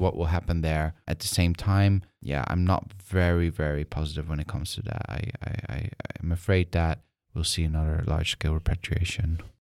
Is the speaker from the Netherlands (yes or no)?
yes; Netherlands; I'm from the Netherlands